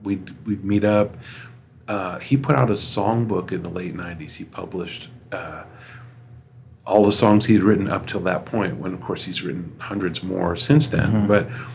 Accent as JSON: {"language": "English", "town": "Los Angeles", "region": "California", "country": "United States", "tie": "born or raised there", "said": "I grew up in Los Angeles in the 80s at sort of peak shred."}